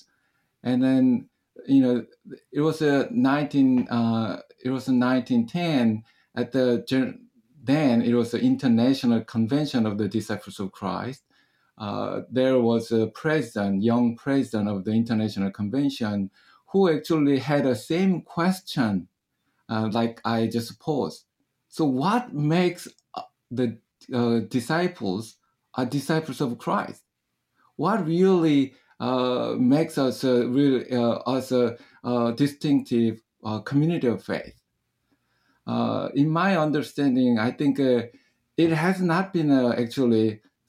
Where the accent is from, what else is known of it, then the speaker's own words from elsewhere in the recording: South Korea; moved away; I grew up in Korea